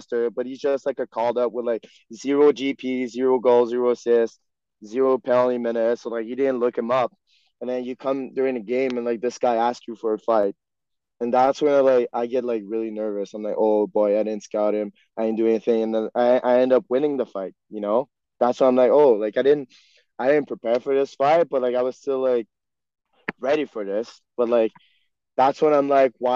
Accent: Quebec, Canada; first language French; English is a second language; me being born and raised in Quebec

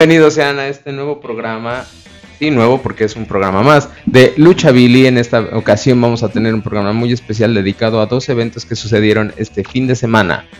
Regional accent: Mexico; somos mexicanos, nos enorgullece, pelearíamos por nuestra tierra y nuestra patria

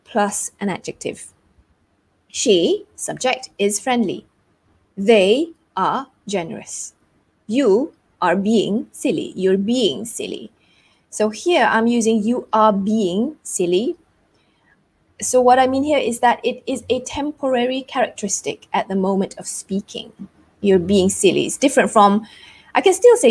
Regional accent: Malaysia; I am Malaysian.

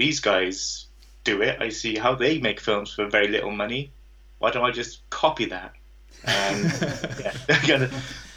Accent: Cardiff, Wales, United Kingdom; I'm from Ely

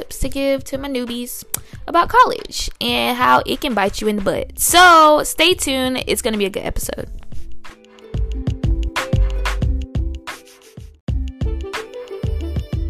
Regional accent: Tallahassee, Florida, United States; accent: sounds like from Alabama; moved away as an adult; also born or lived in Washington, D.C.; I'm from Tallahassee, Florida, and there aren't any really, like, other role models in our community

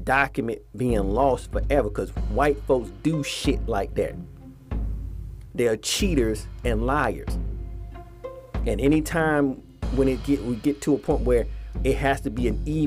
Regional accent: Atlanta, Georgia, United States; moved away; in Atlanta, my hometown, where I used to stay

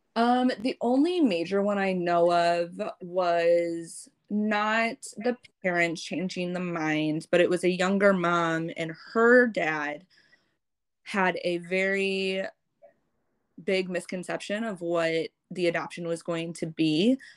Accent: St. Louis, Missouri, United States; also born or lived in Vietnam; I've been in America, living in St. Louis since I was six weeks old

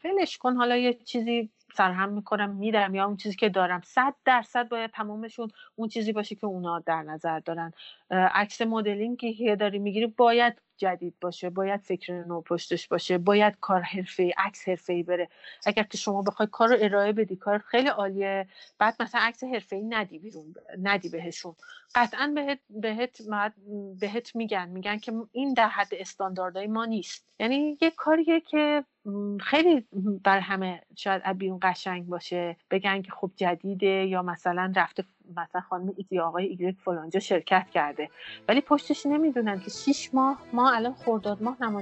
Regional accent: Iran; از زادگاه من برمیاد فرش یعنی ایران

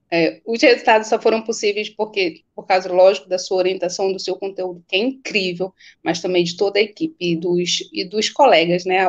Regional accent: Belém, Pará, Brazil; sou do Pará, sou de Belém do Pará, sou tua conterrânea

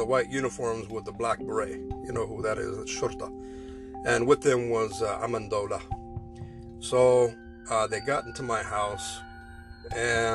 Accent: United States; moved away as an adult; I am an American

